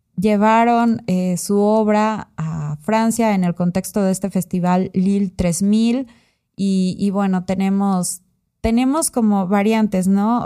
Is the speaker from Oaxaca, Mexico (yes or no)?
yes; Oaxaca, Mexico; yo he vivido mucho tiempo, o sea, casi toda mi vida en Oaxaca.